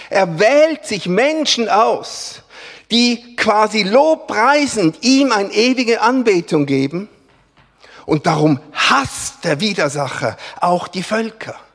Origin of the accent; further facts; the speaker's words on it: Switzerland; Gott sei Dank sind wir Schweizer nicht die Einzigen, die Gott repräsentieren.